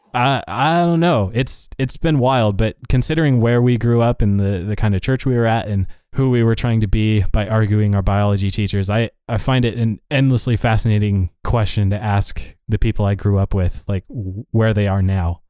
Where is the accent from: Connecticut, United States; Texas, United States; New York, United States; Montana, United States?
Montana, United States; Laurel; now in Virginia, United States; we we grew up in Laurel, Montana and yet some of us are now in Virginia writing code